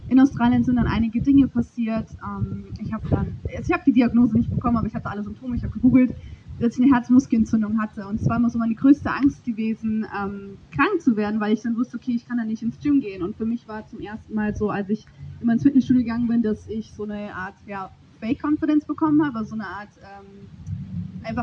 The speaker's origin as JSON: {"language": "German", "country": "Germany", "tie": "born or raised there", "said": "also ich bin 26, bin in der Eifel geboren und ich bin römisch-katholisch aufgewachsen."}